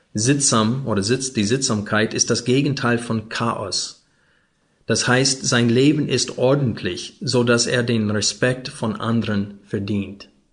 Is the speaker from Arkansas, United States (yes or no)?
yes; Arkansas, United States; German is a second language; moved away; Ich bin aufgewachsen in Arkansas, neben Texas und in diese Bible Belt.